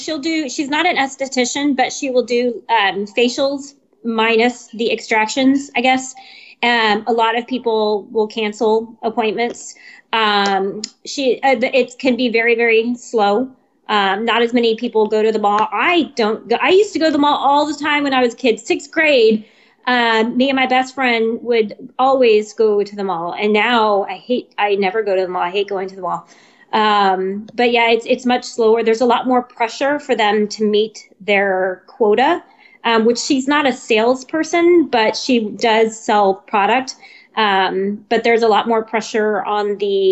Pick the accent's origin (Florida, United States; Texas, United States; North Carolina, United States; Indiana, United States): Texas, United States; San Antonio; moved away as an adult; I was born in San Antonio. I was here for a few years, joined the Army, left for a few years, and then I was fortunate enough to be able to retire here